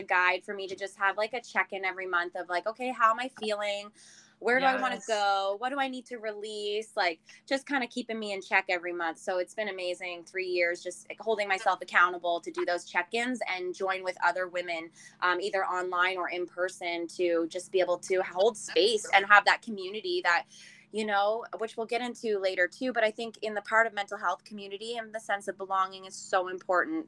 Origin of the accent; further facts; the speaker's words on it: Nova Scotia, Canada; moved away as an adult; also born or lived in Alberta; I am originally from Nova Scotia. I moved after college to Alberta